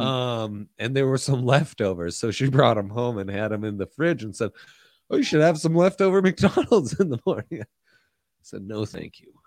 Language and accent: English; Italy; moved away; I grew up in Italy.